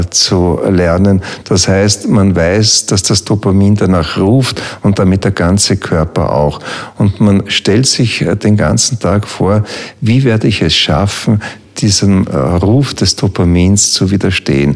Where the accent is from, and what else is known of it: Hainburg an der Donau, Lower Austria, Austria; born or raised there